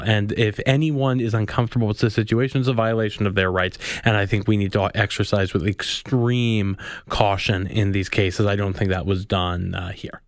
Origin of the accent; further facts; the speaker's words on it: Winnipeg, Manitoba, Canada; I'm from Winnipeg.